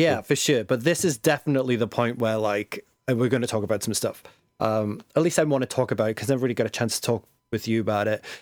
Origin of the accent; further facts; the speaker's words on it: England, United Kingdom; being English.